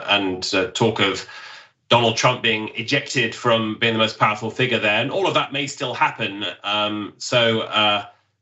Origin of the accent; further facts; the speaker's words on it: United Kingdom; accent: British; now in Washington, United States; as I would pronounce it in my British accent